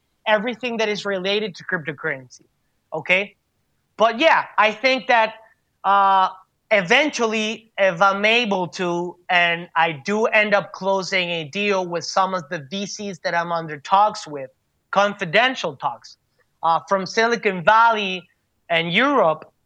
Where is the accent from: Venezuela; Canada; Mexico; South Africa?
Venezuela; I come from the Venezuelan environment